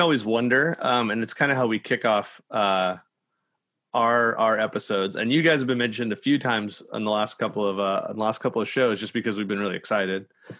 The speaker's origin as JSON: {"language": "English", "region": "California", "country": "United States", "lives_now": "San Diego, United States", "said": "So I'm from the Imperial Valley, and so I'd come up to San Diego."}